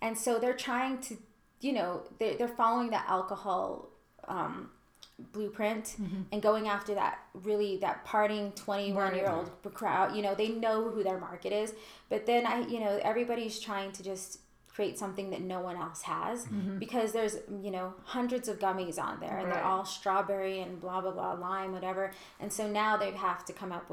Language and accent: English; Colorado, United States; I'm from Colorado